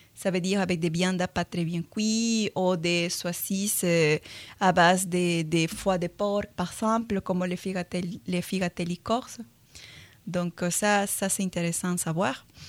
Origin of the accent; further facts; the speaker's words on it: Peru; accent: Latin American; French is a second language; now in France; je suis péruvienne